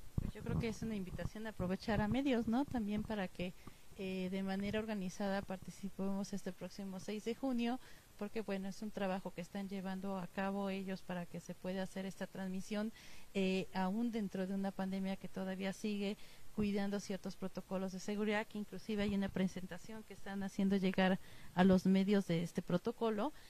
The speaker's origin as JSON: {"language": "Spanish", "country": "Mexico", "said": "como somos los mexicanos"}